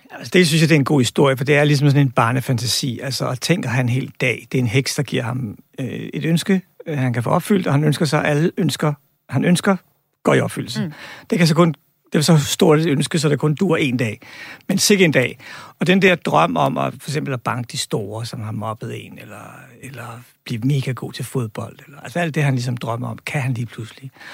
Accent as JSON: {"language": "Danish", "town": "Albertslund", "region": "Capital Region of Denmark", "country": "Denmark", "tie": "born or raised there", "said": "min barndom i Albertslund"}